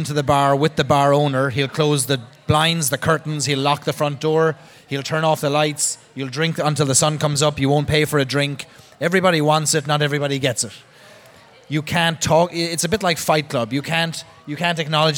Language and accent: English; Cobh, Munster, Ireland; now in United States; the last sight of land they saw on the Titanic was my hometown